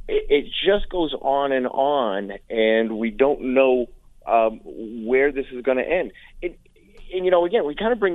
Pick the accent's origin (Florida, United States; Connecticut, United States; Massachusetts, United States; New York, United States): Massachusetts, United States; Central; I'm from Central Mass